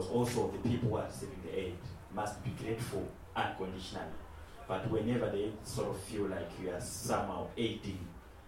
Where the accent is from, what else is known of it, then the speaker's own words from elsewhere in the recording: Zimbabwe; I come from Zimbabwe